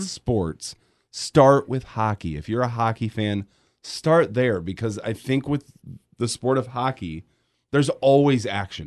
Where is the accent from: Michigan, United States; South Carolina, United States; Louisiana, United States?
Michigan, United States; Grand Rapids; growing up in Grand Rapids